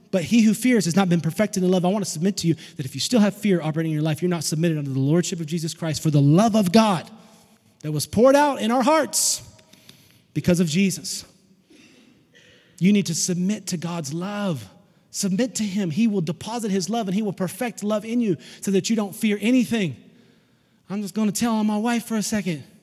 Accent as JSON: {"language": "English", "region": "Tennessee", "country": "United States", "said": "I'm from Tennessee. We don't have a lot of those. We're in the hills. We have hillbillies."}